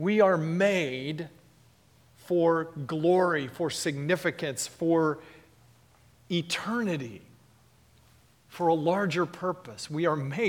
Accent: Texas, United States; When I was a boy growing up in Texas, I was a Cowboys fan

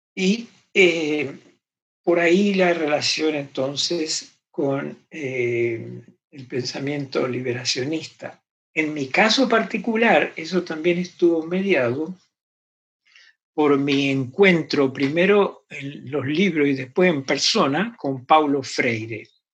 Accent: Argentina; crecí en Argentina

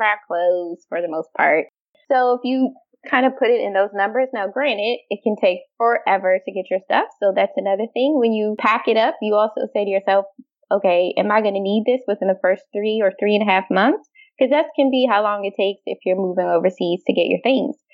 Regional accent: Washington, District of Columbia, United States; moved away as an adult; now in Amsterdam, Netherlands; originally, I'm from the Washington, D.C. area. Uh, grew up there, went to school there

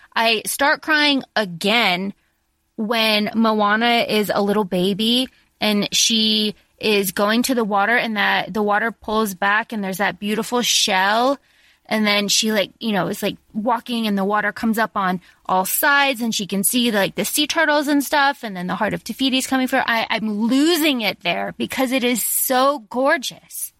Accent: Florida, United States; our town where I grew up in Florida

